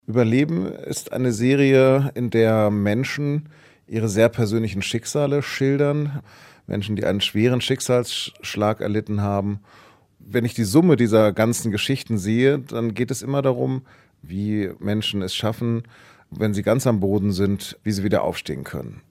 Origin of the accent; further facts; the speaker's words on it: Hanover, Lower Saxony, Germany; moved away; bin dann in meine Heimatstadt Hannover zurückgefahren